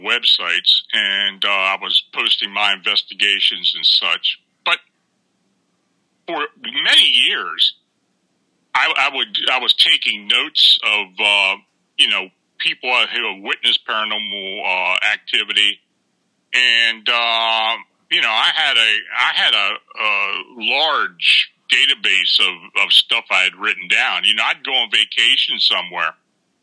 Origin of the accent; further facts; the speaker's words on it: near Gettysburg, Pennsylvania, United States; moved away as an adult; also born or lived in Baltimore, Maryland; I was born and raised near Gettysburg, so I was on the battlefield a lot